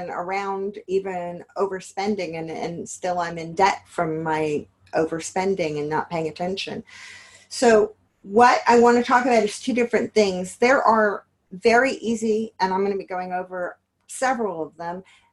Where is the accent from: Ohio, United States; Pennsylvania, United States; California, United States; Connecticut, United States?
California, United States; Los Angeles; now in Yonkers, United States; I'm originally from Los Angeles